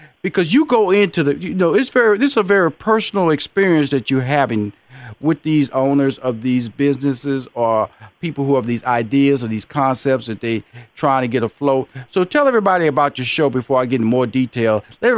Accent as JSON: {"language": "English", "town": "Houston", "region": "Texas", "country": "United States", "said": "I come from Fifth Ward, Texas, so we're gonna compare tough."}